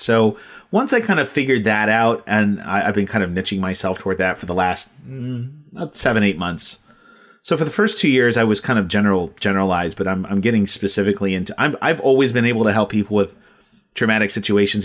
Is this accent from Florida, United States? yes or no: no; Ohio, United States; also born or lived in Texas; I'm from Ohio, we moved to Texas for a few years and back to Ohio.